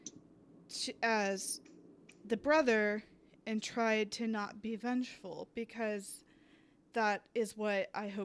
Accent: the South, United States; I grew up in the South

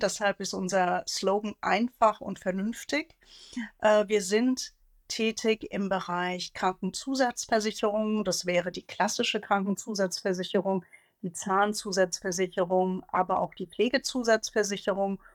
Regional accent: Hesse, Germany; Also ich bin gebürtige Hessin

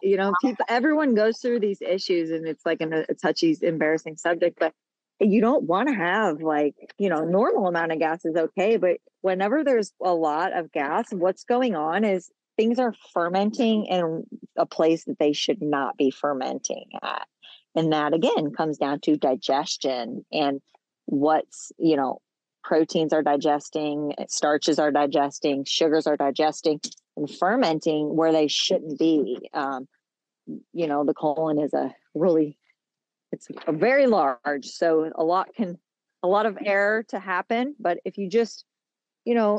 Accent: Australia; now in United States; I'm here in the States. And I was born in Australia

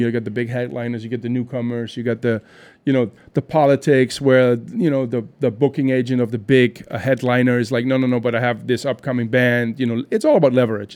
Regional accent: Düren, North Rhine-Westphalia, Germany; moved away; I'm actually from Germany, I'm from a small town outside of Cologne called Düren.

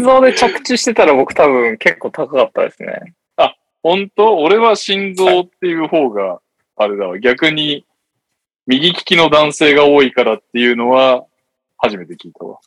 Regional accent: Yokohama, Kanagawa, Japan; moved away; 生まれた育ちは横浜ですけど、住んでないですね

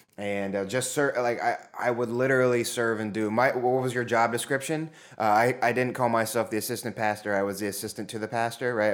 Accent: Zanesville, Ohio, United States; I grew up in Zanesville, Ohio

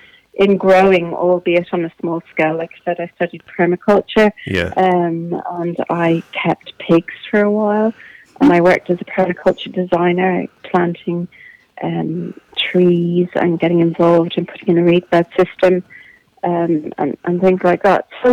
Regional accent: Bray, Leinster, Ireland; also born or lived in Kilmacurry, Wicklow / East Clare; I'm from Wicklow. I've spent most of my life in Bray

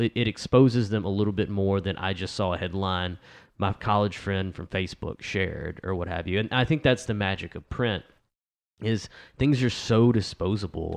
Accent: El Dorado, Arkansas, United States; El Dorado, which is my hometown

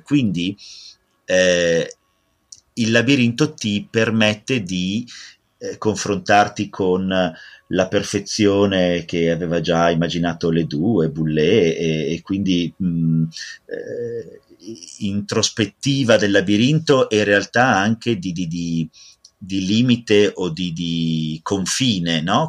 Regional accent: Italy; adoro propormi come italiano

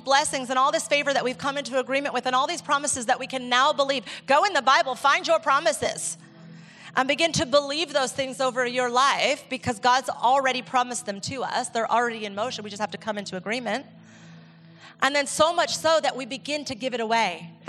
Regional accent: Ecuador; And I realized that I thought that because I grew up in the Amazon. I'm like, we have to live our own, like my experience from Ecuador taught me what a waterfall is.

